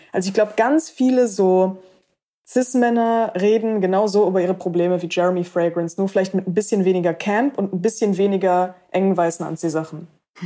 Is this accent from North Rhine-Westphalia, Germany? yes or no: yes; Cologne, North Rhine-Westphalia, Germany; in meiner Heimatstadt Köln